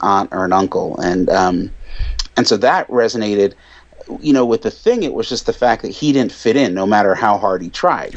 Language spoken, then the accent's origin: English; Connecticut, United States; I grew up right outside New York City in Connecticut